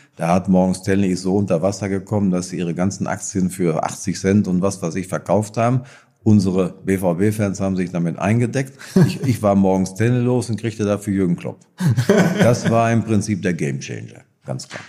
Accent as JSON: {"language": "German", "town": "Marsberg", "region": "North Rhine-Westphalia", "country": "Germany", "tie": "born or raised there", "said": "in dem Ort, wo ich herkomme, in Seelendorf, wo ich geboren bin. Äh, Marsberg. Äh, Erlinghausen ist es"}